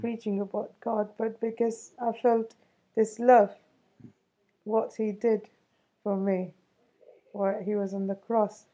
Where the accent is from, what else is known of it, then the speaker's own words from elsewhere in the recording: Chennai, Tamil Nadu, India; I'm an Indian. Yeah, I was born in uh, a city called Chennai.